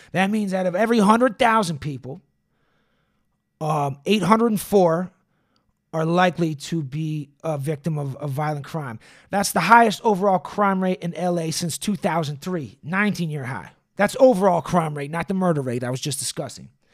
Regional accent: Boston, Massachusetts, United States; now in Los Angeles, United States; I come from Boston, which everyone says is a very segregated city

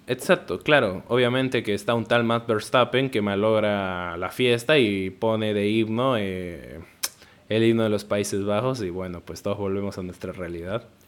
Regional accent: Peru; yo soy peruano

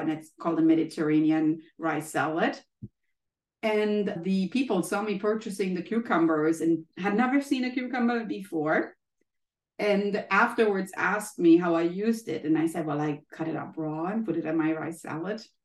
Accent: Germany; moved away as an adult; now in United States; i took the courage from germany to leave my home country and be in the united states

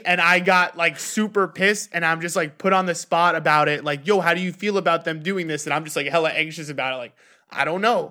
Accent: New York, United States; growing up in New York

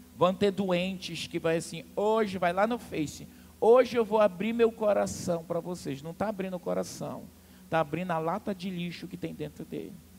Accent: Amazonas, Brazil; sou amazonense

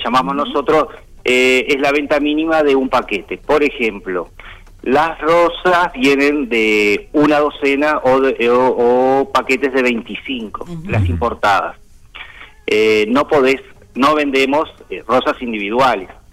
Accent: Uruguay; yo nacido acá

